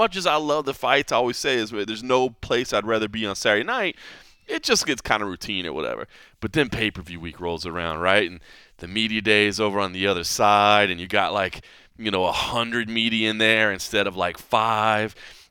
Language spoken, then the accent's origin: English; Dallas, Texas, United States; also born or lived in Oklahoma / Kentucky / Ohio; now in Las Vegas, United States; when I first moved to Las Vegas, I grew up in Dallas, right? The plains, you know, and then even when I moved to Oklahoma, I moved to Kentucky, I moved to Ohio